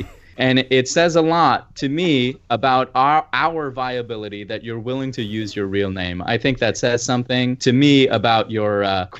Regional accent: Jersey City, New Jersey, United States; I grew up in Jersey City, New Jersey.

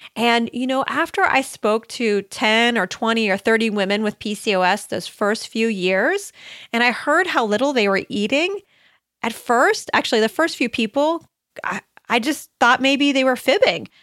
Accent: Ohio, United States; I grew up in Ohio, out in the, near the country.

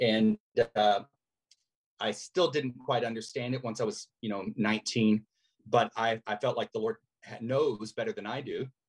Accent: Morelia, Michoacán, Mexico; also born or lived in Latin America; Well, my whole family's from Texas, but I was born as a missionary's kid and raised mostly in Latin America. I turned five in the first year we were in Morelia in Mexico. And so I grew up speaking Spanish and English as

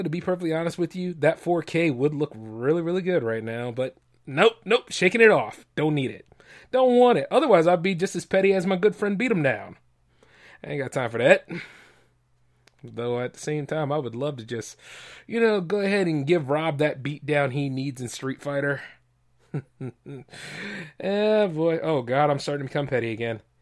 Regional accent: United States; I'm an American, man. Always an American first

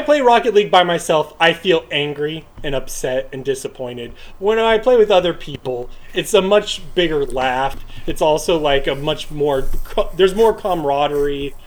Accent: United States; i am an American

